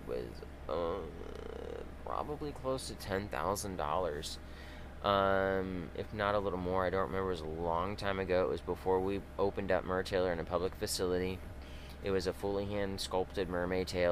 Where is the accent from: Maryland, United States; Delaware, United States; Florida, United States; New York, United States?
Florida, United States; Crystal River; I grew up here in Christian River. I grew up on the water.